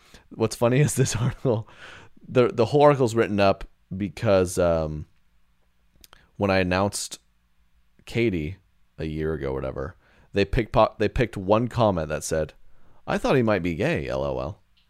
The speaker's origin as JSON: {"language": "English", "region": "Southern United States", "country": "United States", "tie": "born or raised there", "said": "growing up in the Bible Belt, that was a classic"}